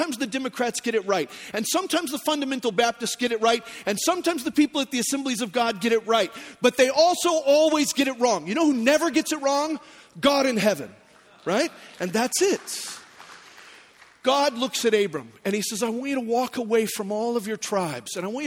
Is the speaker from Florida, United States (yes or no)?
no; Phoenix, Arizona, United States; moved away; also born or lived in Texas; I grew up in Phoenix. I was born in Texas